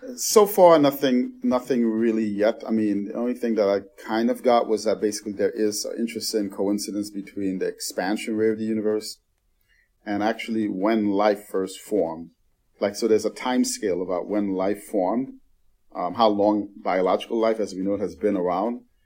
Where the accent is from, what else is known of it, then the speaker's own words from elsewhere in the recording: New York City, New York, United States; I grew up in the Bronx